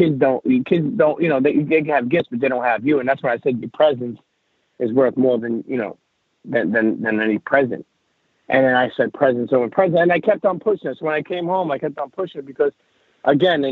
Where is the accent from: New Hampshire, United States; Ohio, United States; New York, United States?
New York, United States; New York City; also born or lived in Bensonhurst, Brooklyn; I grew up in Coney Island, Brooklyn. And, you know, I'm an Italian, but I grew up in Coney Island, Brooklyn